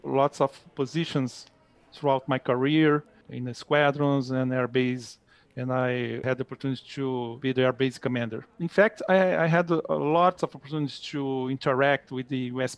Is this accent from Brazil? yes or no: yes; Rio de Janeiro, Brazil; English is a second language; moved away as an adult; now in United States; I was born in Rio de Janeiro.